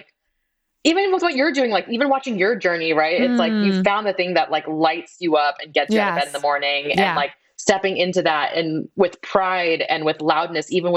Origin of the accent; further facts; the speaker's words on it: Boston, Massachusetts, United States; I grew up in Boston